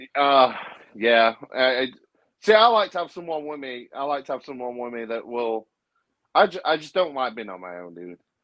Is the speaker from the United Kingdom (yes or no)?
yes; United Kingdom; that's part of being British